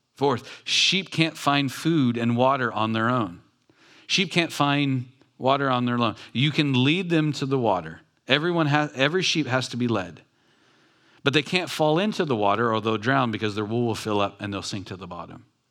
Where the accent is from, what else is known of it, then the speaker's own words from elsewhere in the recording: Long Beach, California, United States; I grew up in Long Beach in a ghetto city